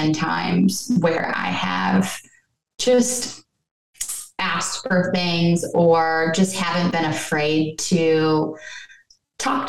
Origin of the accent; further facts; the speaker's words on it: New York, United States; moved away as an adult; now in Cincinnati, United States; I'm from New York.